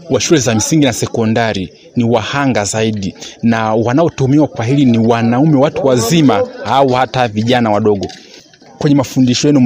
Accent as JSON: {"language": "Swahili", "town": "Ngara", "region": "Kagera", "country": "Tanzania", "said": "mm -hmm natokea Mgozi Ngara, Kagera, Tanzania."}